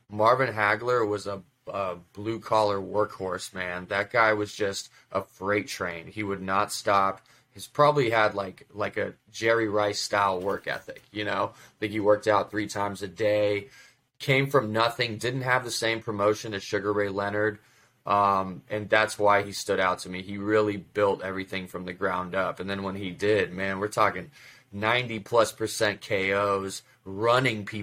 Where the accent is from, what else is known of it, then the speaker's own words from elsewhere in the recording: Russia; now in United States; when I immigrated to this country from Russia in '94, my dad and I we watched basketball